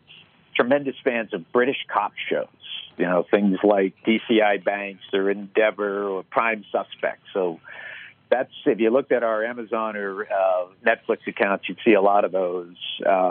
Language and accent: English; Boston, Massachusetts, United States; I grew up in Boston, and he would stand at the front door and greet everybody who made it in on a snow day to the bank and thank them for coming.